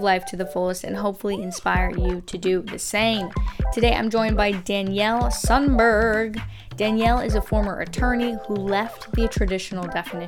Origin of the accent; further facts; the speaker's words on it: Pacific Northwest, United States; moved away as an adult; now in Southwest Florida, United States; I'm from the Pacific Northwest and have been here just under 2 years